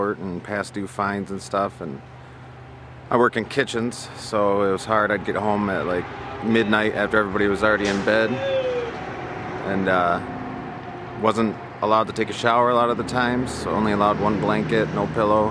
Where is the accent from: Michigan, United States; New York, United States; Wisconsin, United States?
Michigan, United States; Midland; moved away; I come from Midland, Michigan, a wealthy town where Dow Chemical is